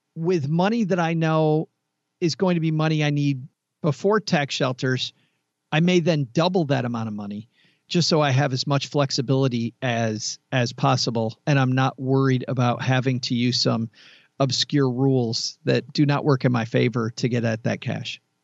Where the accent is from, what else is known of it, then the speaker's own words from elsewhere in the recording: Kalamazoo, Michigan, United States; I am from Kalamazoo, Michigan